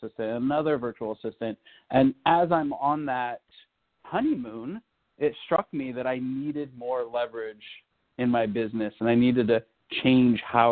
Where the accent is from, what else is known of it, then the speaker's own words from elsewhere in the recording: California, United States; I speak a little bit of Spanish, being a Californian